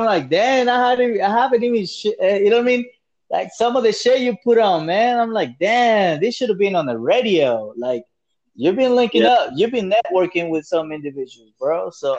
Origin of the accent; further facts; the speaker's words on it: Los Angeles, California, United States; also born or lived in El Salvador / Alaska; I'm from the West Coast myself, man. I'm from the LA area, you know what I mean? Balling Heights.